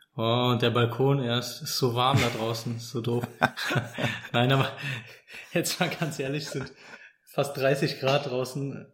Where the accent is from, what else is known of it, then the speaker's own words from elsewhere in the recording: Cologne, North Rhine-Westphalia, Germany; ich als als Kölner